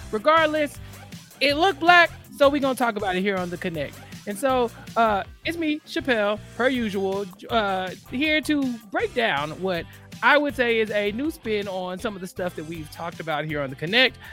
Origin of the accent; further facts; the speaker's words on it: Texas, United States; Texas, my hometown